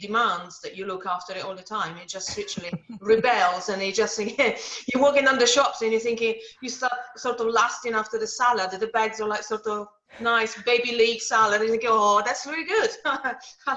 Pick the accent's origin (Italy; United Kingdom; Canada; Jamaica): Italy; moved away; I come from Italy, so my parents and my grandparents used to make wine. So I grew up in jumping on grapes